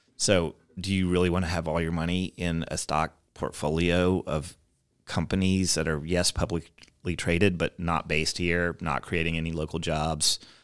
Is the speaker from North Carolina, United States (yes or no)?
yes; Davidson, North Carolina, United States; moved away as an adult; also born or lived in Chapel Hill, North Carolina / Taiwan / New York City / Los Angeles; now in Louisville, United States; So I grew up in Davidson, North Carolina, which is a small town.